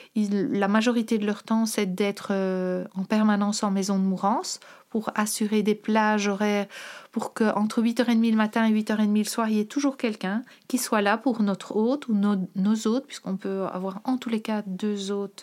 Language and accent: French; Brussels, Brussels-Capital Region, Belgium; also born or lived in Molenbeek / Forest; je suis bruxelloise depuis quasi toujours